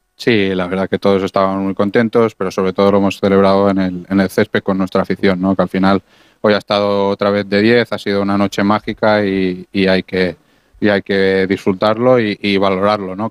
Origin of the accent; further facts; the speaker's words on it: Mallorca, Balearic Islands, Spain; siendo mallorquín de la casa